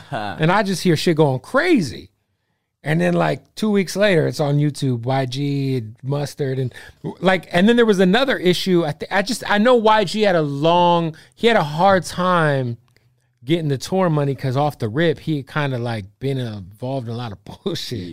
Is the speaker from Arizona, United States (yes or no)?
yes; Phoenix, Arizona, United States; I'm from Phoenix.